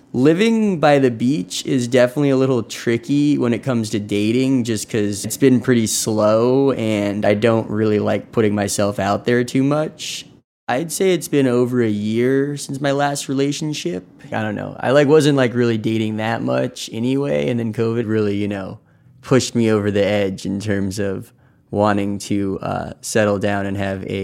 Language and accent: English; Lebanon; I'm pretty close with both my mom and my dad. We're all from Lebanon.